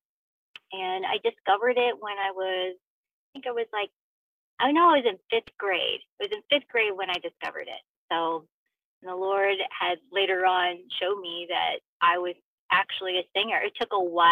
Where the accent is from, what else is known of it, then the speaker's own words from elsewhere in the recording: Southern Illinois, United States; also born or lived in Los Angeles area, California; now in Los Angeles, United States; Growing up in Southern Illinois